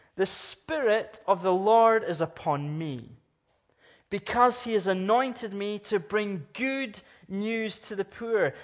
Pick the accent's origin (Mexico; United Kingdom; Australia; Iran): United Kingdom; Scotland; now in Canada; I'm from Scotland. I'm from the United Kingdom.